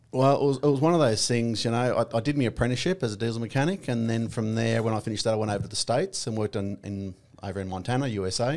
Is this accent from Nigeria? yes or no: no; Victoria, Australia; I grew up in, um, Victoria, a little town called Broadfoot on a, uh, two and a half thousand acre property